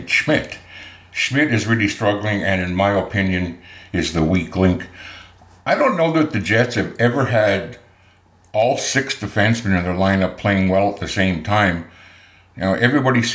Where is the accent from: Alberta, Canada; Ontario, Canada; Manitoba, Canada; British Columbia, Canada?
Manitoba, Canada; Winnipeg; Pat Doyle was a neighbor of mine that lived across the lane while we were growing up in East Kildonan.